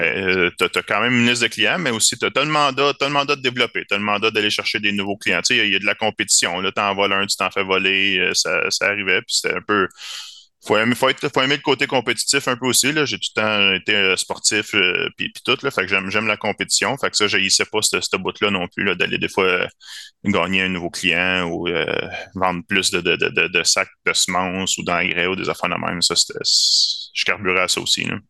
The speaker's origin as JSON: {"language": "French", "town": "Varennes", "region": "Quebec", "country": "Canada", "said": "je venais de la région de Varennes, puis que j'habitais là"}